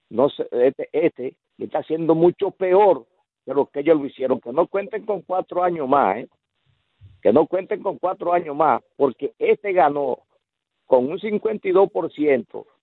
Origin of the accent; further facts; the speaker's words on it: La Romana, Dominican Republic; yo soy romanense y en mi pueblo yo vivo bien